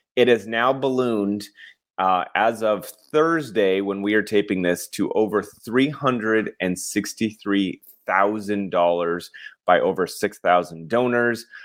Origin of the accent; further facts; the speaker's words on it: Colorado, United States; moved away; I'm from Colorado and we didn't have a lot of, like, celebrities roaming around